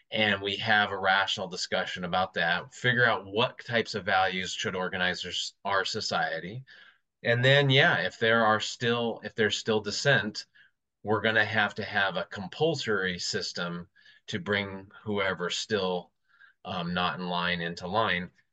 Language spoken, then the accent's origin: English; United States; as an American